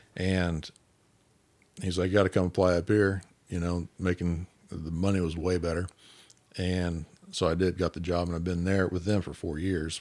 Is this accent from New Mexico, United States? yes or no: no; Independence, Kansas, United States; also born or lived in Coffeyville, Kansas; I grew up in Independence